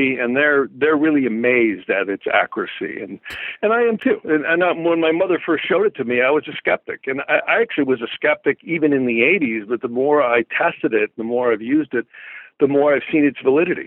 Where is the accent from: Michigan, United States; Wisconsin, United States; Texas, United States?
Wisconsin, United States; now in Calabasas, United States; I actually grew up in northern Wisconsin, a little place called Saner